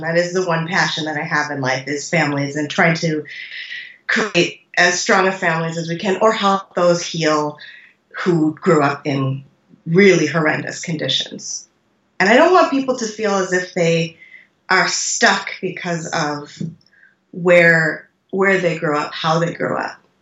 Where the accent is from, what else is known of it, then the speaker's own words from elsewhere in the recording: North Dakota, United States; now in Iowa, United States; communities where I grew up in North Dakota